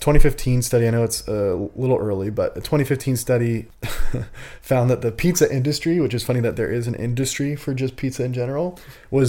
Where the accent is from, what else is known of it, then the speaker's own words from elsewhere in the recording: New Jersey, United States; I was born in Jersey